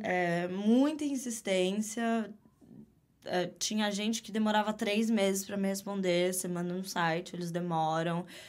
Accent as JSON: {"language": "Portuguese", "town": "Jandira", "region": "São Paulo", "country": "Brazil", "tie": "born or raised there", "moved": "as an adult", "lives_now": "New York City, United States", "said": "nasci, vi o mundo pela primeira vez em São Paulo, Legal. mas cresci em Jandira"}